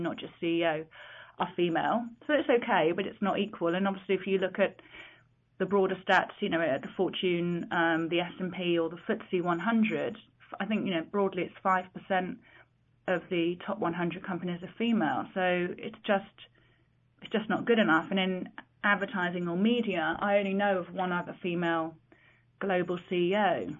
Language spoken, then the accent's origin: English; London, United Kingdom; when I was growing up in London, it was an organisation I was aware of and always aspired to join.